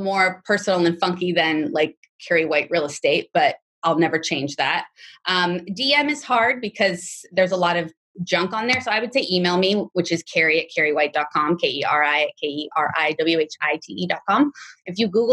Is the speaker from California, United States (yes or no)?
yes; Los Angeles, California, United States; I'm from the Valley. So I have a lot of business in Sherman Oaks